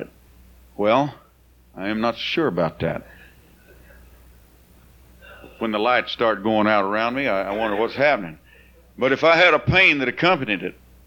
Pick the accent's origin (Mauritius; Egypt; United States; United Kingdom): United States; Bakersfield, California; I'm from California, I know a little bit about what you call the sticks. Bakersfield had a lot of houses we lived in didn't have any power